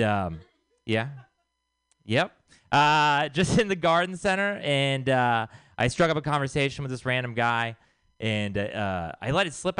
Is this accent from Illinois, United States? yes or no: no; Texas, United States; moved away; I am from Texas